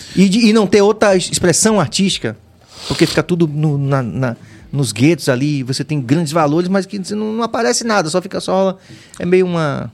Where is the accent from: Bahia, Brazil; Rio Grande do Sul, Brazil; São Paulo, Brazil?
Bahia, Brazil